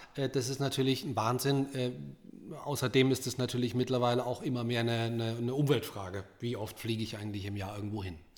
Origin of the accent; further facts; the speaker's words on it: Rhineland-Palatinate, Germany; weil ich an der schönen Mosel geboren bin